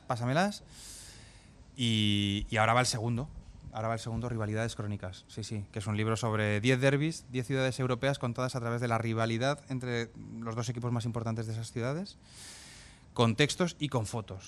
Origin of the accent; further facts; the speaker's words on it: Zaragoza, Aragon, Spain; moved away as an adult; now in Catalonia, Spain; los dos nacimos en Zaragoza en los años 80